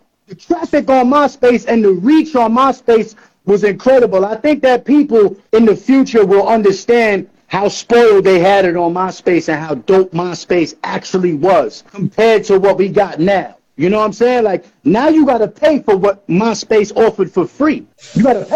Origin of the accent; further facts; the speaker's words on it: New York City, New York, United States; moved away; also born or lived in Astoria, Queens; I'm born and raised in New York City